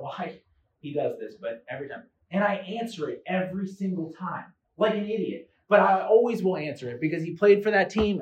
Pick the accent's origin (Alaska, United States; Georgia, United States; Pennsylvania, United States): Pennsylvania, United States; Philadelphia; I'm from Philadelphia